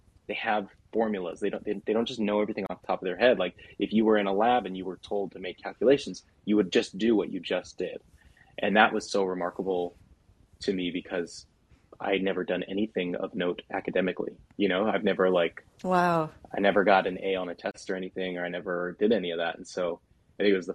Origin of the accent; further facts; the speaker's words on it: Southern California, United States; I grew up in Southern California.